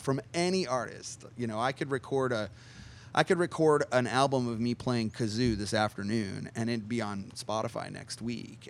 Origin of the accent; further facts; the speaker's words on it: New Jersey, United States; moved away; I grew up in New Jersey. I'm from the Northeast